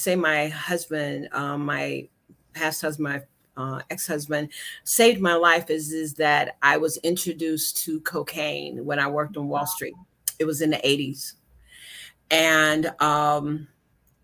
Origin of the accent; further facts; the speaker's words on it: Shelby, North Carolina, United States; moved away as an adult; also born or lived in Washington, D.C. / New Jersey; I am from North Carolina. Shelby, North Carolina is my home. Yay. Grew up there